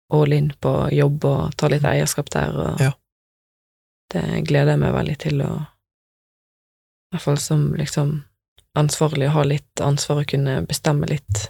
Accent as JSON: {"language": "Norwegian", "town": "Bømlo", "region": "Vestland", "country": "Norway", "tie": "born or raised there", "moved": "yes", "said": "der som jeg vokste opp, på Bømlo."}